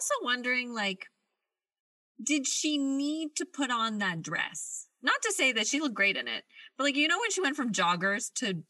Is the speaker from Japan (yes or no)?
no; Canada